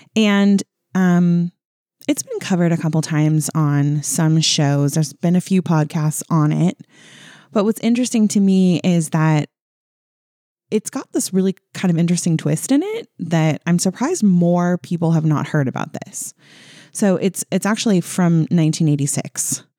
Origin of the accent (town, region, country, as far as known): California, United States